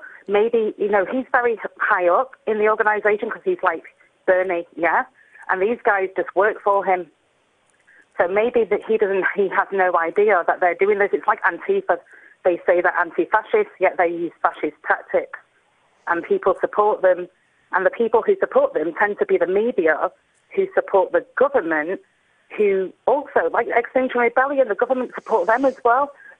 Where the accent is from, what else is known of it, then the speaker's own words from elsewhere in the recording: England, United Kingdom; Well, I'm not American. I'm English, but I know that we used to have that right ourselves before